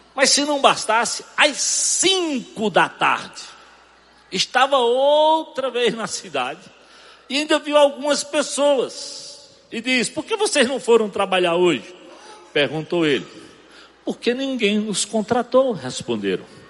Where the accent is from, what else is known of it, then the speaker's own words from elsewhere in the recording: sertão of Pernambuco, Brazil; Eu sei de onde eu venho, eu sei onde eu nasci, alto índice de mortalidade infantil, sertão de Pernambuco, religiosidade pobre. Era difícil o dia que eu não via crianças serem enterradas naquele cemitériozinho